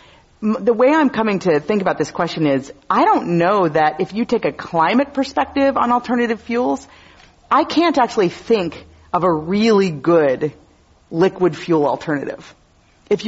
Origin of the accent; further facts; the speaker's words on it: Wisconsin, United States; now in California, United States; my home state. So I'm always happy to talk about Wisconsin